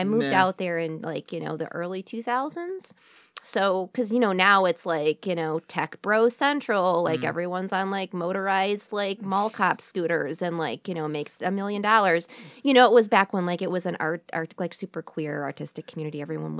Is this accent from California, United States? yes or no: no; Royal Oak, Michigan, United States; also born or lived in San Francisco; I grew up in Royal Oak, Michigan. Mm-hmm. But I spent like my whole adulthood like in San Francisco.